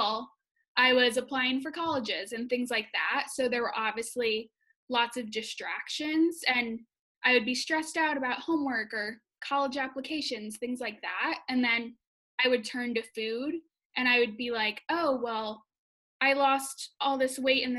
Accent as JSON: {"language": "English", "region": "Wisconsin", "country": "United States", "also_born_or_lived": "Madison, Wisconsin", "moved": "as an adult", "lives_now": "Chicago, United States", "said": "I'm from Wisconsin and I usually live in Chicago when quarantining"}